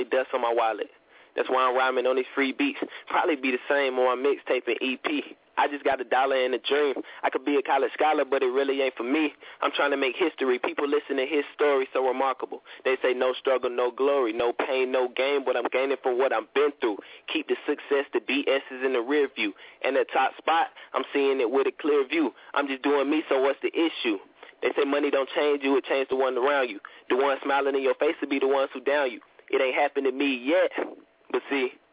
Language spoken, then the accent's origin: English; Atlanta, Georgia, United States; I'm from Atlanta